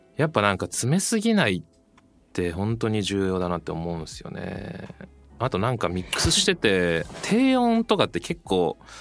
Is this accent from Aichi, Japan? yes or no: no; Setagaya, Tokyo, Japan; 僕も東京なんですよ